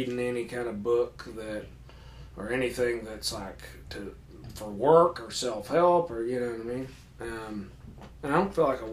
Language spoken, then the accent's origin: English; Paintsville, Kentucky, United States; born or raised there